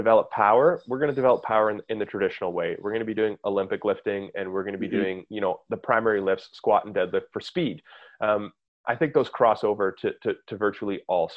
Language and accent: English; Canada; as a Canadian in an environment where, you know, we get like 3 good months of summer a year.